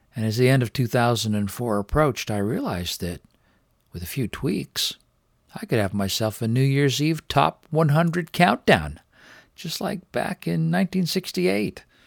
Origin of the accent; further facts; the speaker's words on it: Richmond, British Columbia, Canada; down here in the lowlands of Richmond, British Columbia, my hometown.